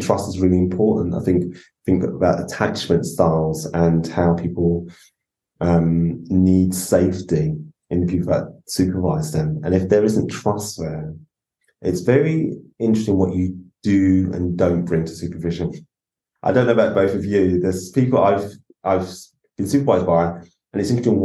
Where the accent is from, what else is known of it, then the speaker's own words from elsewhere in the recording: London, United Kingdom; also born or lived in Islington / Tottenham; As a black man growing up in London